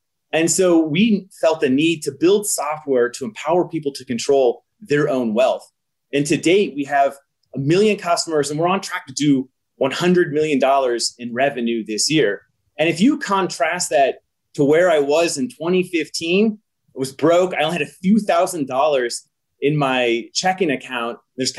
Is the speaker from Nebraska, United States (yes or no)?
yes; Nebraska, United States; I'm a software engineer, born and raised in Nebraska.